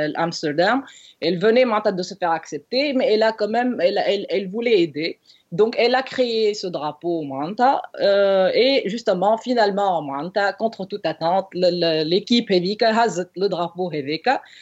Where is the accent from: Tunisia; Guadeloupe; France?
Tunisia; je suis tunisienne